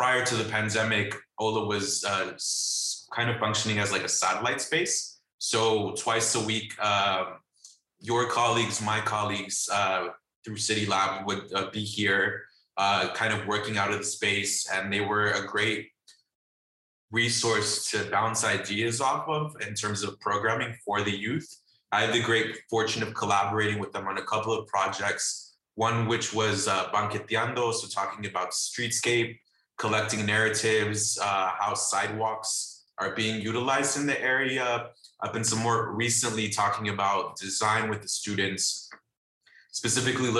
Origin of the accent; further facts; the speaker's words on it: Los Angeles, California, United States; I'm from Los Angeles, California, and I work as a visual arts coordinator at Heart of Los Angeles